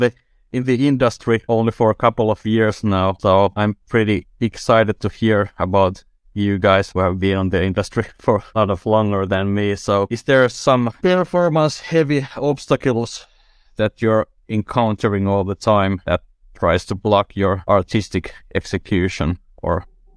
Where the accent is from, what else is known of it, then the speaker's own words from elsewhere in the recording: Tampere, Pirkanmaa, Finland; I'm from Tampere, Finland, and I'm an art director and the only artist at the company called One Trick Entertainment.